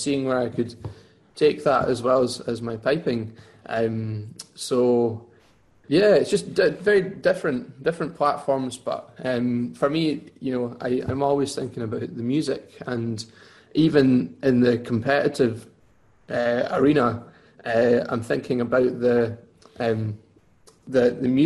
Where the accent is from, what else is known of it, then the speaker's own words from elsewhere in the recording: Lockerbie, Dumfries and Galloway, Scotland, United Kingdom; moved away as an adult; now in Glasgow, United Kingdom; I'm originally from Walkerby in Dumfries and Galway. And I moved to Glasgow 6-7 years ago to study at the conservatoire.